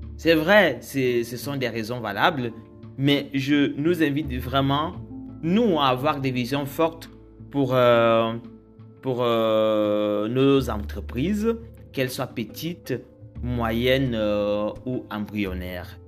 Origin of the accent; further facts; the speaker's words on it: Cameroon; je suis camerounais